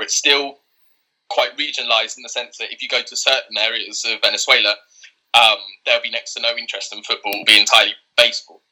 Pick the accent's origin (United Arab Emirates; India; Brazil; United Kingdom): United Kingdom; England; born and raised in England